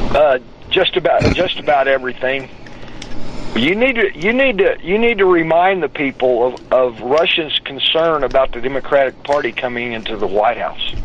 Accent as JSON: {"language": "English", "town": "Odessa", "region": "Texas", "country": "United States", "also_born_or_lived": "Tulsa, Oklahoma", "moved": "yes", "said": "I'm from Odessa, Texas, where all you do is fight until you're old enough to drink"}